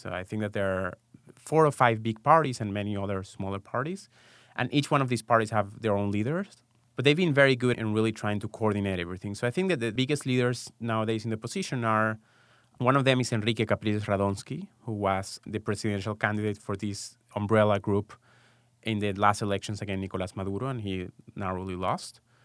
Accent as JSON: {"language": "English", "country": "Venezuela", "tie": "born or raised there", "also_born_or_lived": "Israel", "moved": "as an adult", "lives_now": "United States", "said": "I was born and raised in Venezuela, and I lived there until after college"}